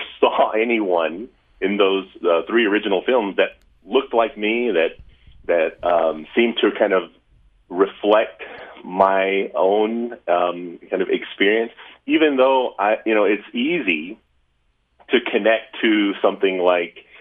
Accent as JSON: {"language": "English", "town": "Lubbock", "region": "Texas", "country": "United States", "tie": "born or raised there", "moved": "yes", "lives_now": "Utah, United States", "said": "I was born in Lubbock, Texas. So I'm from West Texas"}